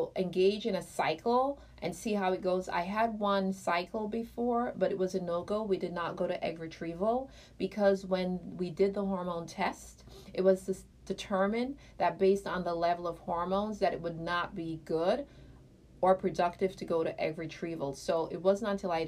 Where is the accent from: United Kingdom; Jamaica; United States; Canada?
Jamaica; I'm Jamaican